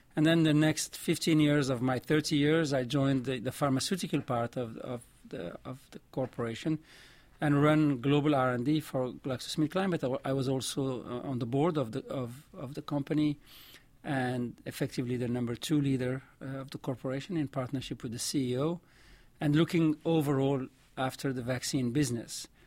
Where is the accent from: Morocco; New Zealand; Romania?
Morocco; accent: vaguely French; first language Arabic and French; English is a second language; moved away as an adult; also born or lived in Belgium; now in United States; I grew up in Morocco. uh, speaking, uh, Arabic and French. Those are my two mother tongues